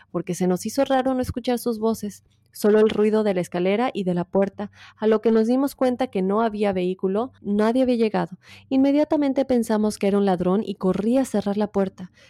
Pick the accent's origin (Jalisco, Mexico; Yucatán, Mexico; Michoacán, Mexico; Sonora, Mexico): Yucatán, Mexico; Mérida; soy de Mérida.